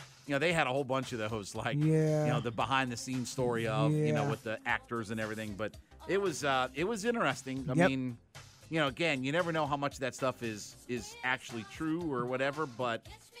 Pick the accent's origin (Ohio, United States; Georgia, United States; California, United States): Ohio, United States; Canton; He's from the same county that I'm from. I'm from Canton, Ohio.